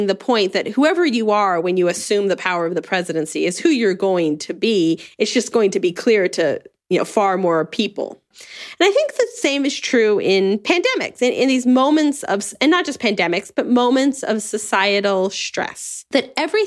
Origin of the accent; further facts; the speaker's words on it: United States; my experience as an American